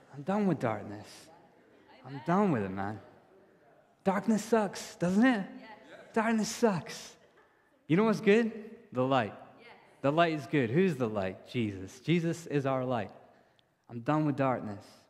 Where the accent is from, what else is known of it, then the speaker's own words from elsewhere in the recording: India; now in Edinburgh, United Kingdom; I'm from India.